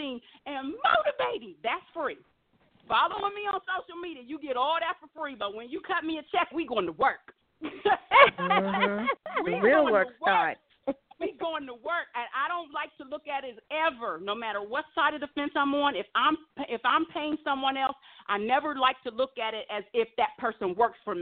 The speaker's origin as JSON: {"language": "English", "region": "Ohio", "country": "United States", "tie": "born or raised there", "moved": "yes", "lives_now": "Las Vegas, United States", "said": "I'm a Midwest girl born and raised in Ohio."}